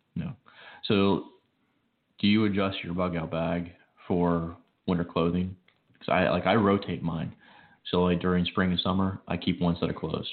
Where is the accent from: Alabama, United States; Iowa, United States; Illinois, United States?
Illinois, United States; Chicago; moved away; I grew up in Chicago.